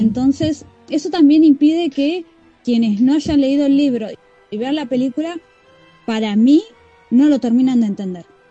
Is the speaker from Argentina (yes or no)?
yes; Rosario, Santa Fe, Argentina; tanto Neo como yo somos de Rosario, es ah, eh, la segunda o tercera ciudad en importancia acá en Argentina